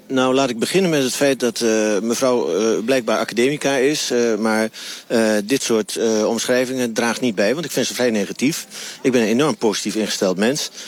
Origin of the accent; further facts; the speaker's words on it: Twente, Overijssel, Netherlands; ik kom uit Twente en Twente heeft nog altijd een hele grote saamhorigheidsgevoel, dat noemen wij Noberschap